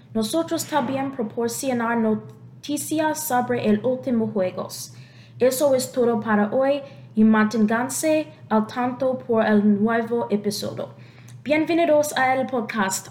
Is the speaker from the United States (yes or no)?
yes; United States; Spanish is a second language; soy americano